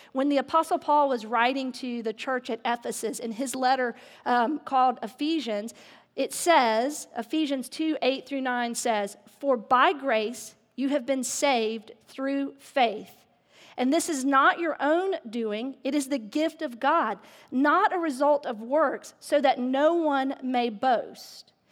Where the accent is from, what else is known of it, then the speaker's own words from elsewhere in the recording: the South, United States; I grew up in the South